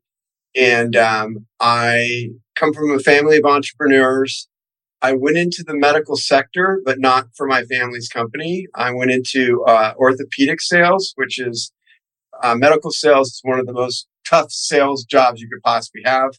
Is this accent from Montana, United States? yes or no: no; Newport Beach, California, United States; also born or lived in San Diego; I grew up here in Orange County, California, in Newport Beach area